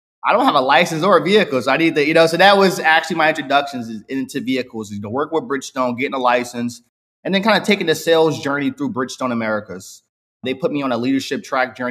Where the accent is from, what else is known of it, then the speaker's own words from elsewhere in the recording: Newark, New Jersey, United States; now in Los Angeles, United States; I was born and raised in Newark, New Jersey.